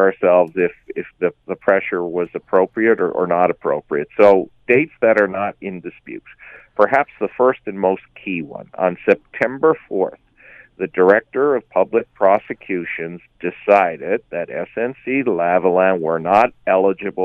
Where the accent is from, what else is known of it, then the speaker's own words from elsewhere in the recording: St. John's, Newfoundland and Labrador, Canada; in my hometown of St. John's, Newfoundland